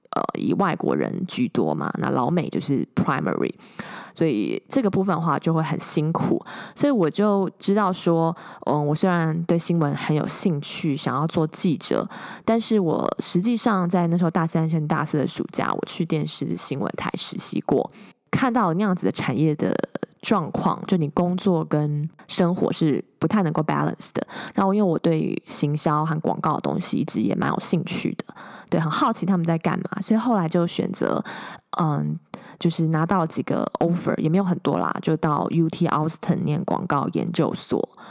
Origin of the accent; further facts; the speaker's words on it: Hsinchu, Taiwan; moved away as an adult; also born or lived in Taipei, Taiwan / Austin, Texas, United States; now in Silicon Valley, United States; 我是个土生土长的台湾人，在新竹出生，后来到台北念书工作